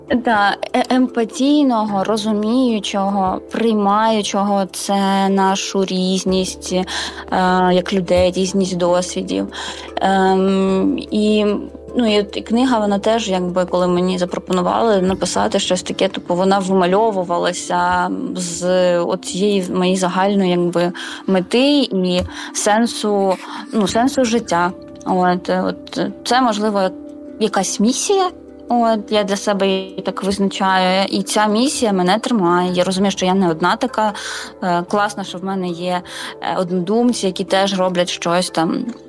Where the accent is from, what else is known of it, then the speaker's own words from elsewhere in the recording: Mariupol, Donetsk Oblast, Ukraine; moved away; я з Маріуполя